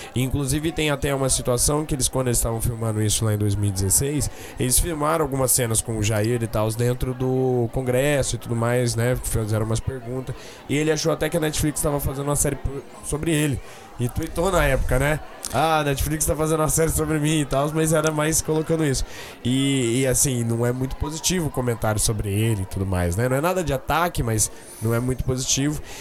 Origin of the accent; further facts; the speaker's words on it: Campo Grande, Mato Grosso do Sul, Brazil; a gente é de Campo Grande, Mato Grosso do Sul.